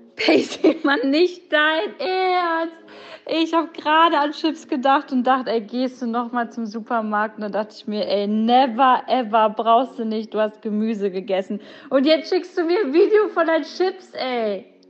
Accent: Braunschweig, Lower Saxony, Germany; now in Berlin, Germany; wir kommen beide aus Braunschweig

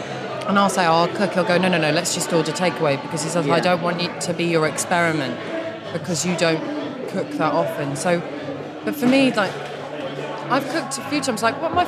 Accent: South East England, United Kingdom; We were in Kent.

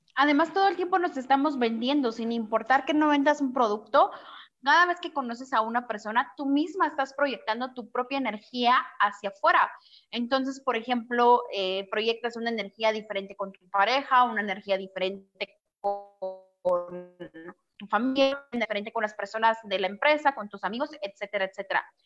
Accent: Guatemala; moved away; also born or lived in Mexico; Yo soy de Guatemala y ahorita la cuarentena me tocó aquí en México.

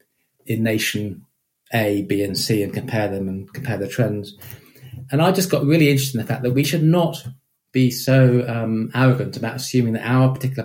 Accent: United Kingdom; I am British

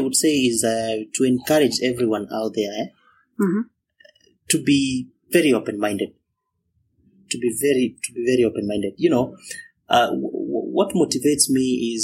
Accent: Kenya; moved away as an adult; also born or lived in India; being Kenyan, never been abroad before, never been even to Uganda. I was, you know, purely Kenyan.

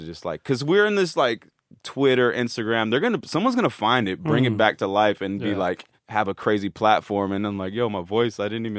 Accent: United States; now in United Kingdom

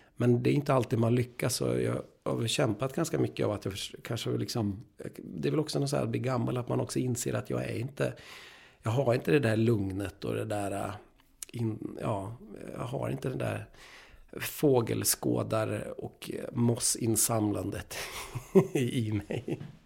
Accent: Umeå, Västerbotten County, Sweden; jag är uppvuxen i Umeå med världens mest fantastiska teaterförening, Umeå teaterförening.

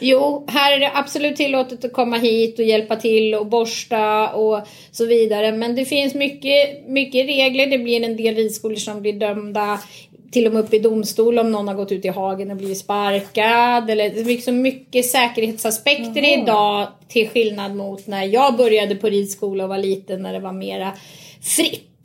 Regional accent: Nynäshamn, Stockholm County, Sweden; also born or lived in Ösmo; Då bodde jag här i Nynäshamn. Okay. Så jag är faktiskt uppväxt från början på Nynäshamns ridklubb

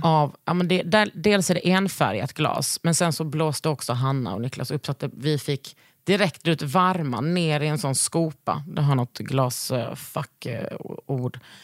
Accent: Lund, Skåne, Sweden; moved away; utanför Gunnesbo, där jag växte upp

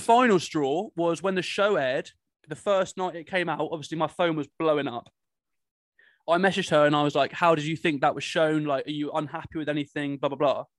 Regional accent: Cornwall, South West England, United Kingdom; I'm from Cornwall

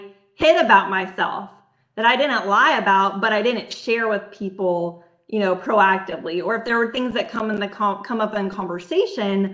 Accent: Texas, United States; I was born in Texas, you know, and I went through my childhood and my high school

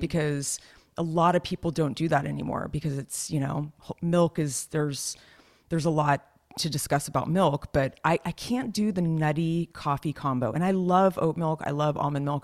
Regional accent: Los Gatos, California, United States; Las Gatas, where I'm from

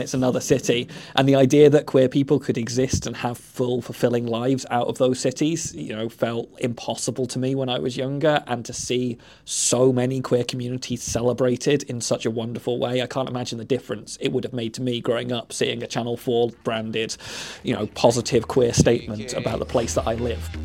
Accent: Portsmouth, South East England, United Kingdom; moved away as an adult; now in Leeds, United Kingdom; I'm from Portsmouth or just outside of Portsmouth, down the south coast, a nice small little village

